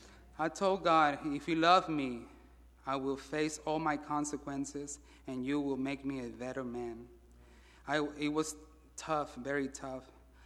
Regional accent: Mexico City, Mexico; born there; I was born in Mexico City, September 14, 1977. I am the oldest out of three siblings.

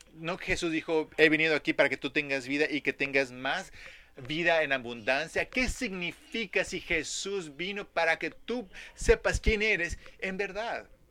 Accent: Dallas, Texas, United States; como niño creciendo en Dallas, Texas

